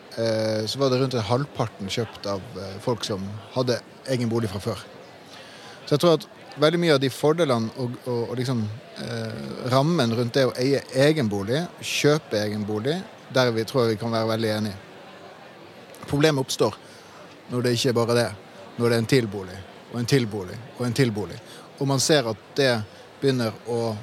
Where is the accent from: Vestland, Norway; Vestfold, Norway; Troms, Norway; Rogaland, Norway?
Troms, Norway; Tromsø; I min hjemby i Tromsø